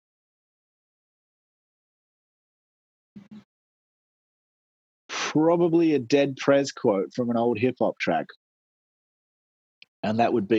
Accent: Port Pirie, South Australia, Australia; now in Perth, Australia; Grew up in Port Pirie, South Australia

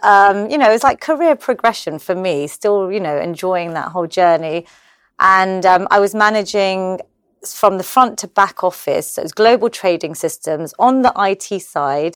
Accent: London, United Kingdom; I was born in London. I'm obviously Gujarati

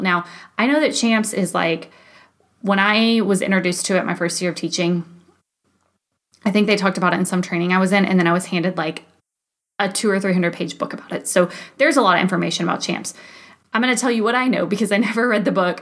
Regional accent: Texas, United States; moved away as an adult; I'm from Texas, so winters there typically look like a cool 57

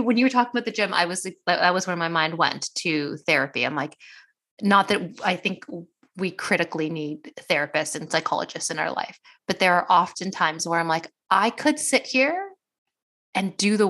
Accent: Canada; Why am I specifically as like an Indian Canadian woman, like why is productivity so important? It's like a first generation immigrant in a nation that was colonized.

